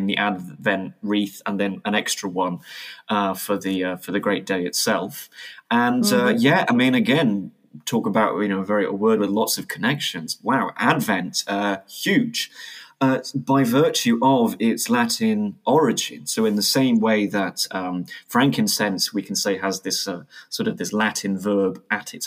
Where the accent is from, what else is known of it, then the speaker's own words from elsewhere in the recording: United Kingdom; being British